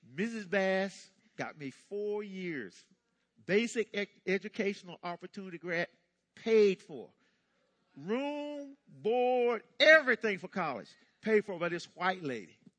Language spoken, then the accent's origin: English; Hookerton, North Carolina, United States; I was born in North Carolina, uh, 1957, uh, in the midst of some racial stuff. Um, little town called Hookerton.